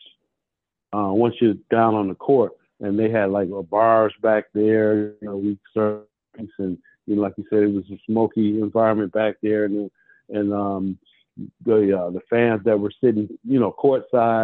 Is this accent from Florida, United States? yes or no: no; Detroit, Michigan, United States; also born or lived in New York; Born and raised in Detroit, so was my mom